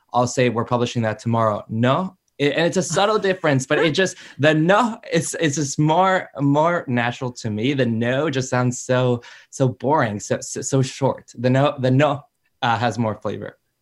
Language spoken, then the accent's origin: English; Chicago, Illinois, United States; I grew up in Chicago, very much American, but very much Mexican as well